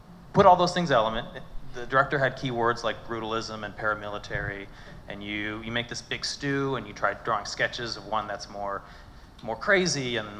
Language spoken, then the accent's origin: English; Ohio, United States; I grew up in Ohio and completely away from Hollywood